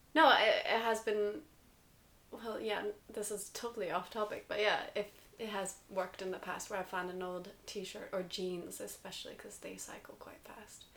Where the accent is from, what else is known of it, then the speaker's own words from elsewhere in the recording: United States; I'm American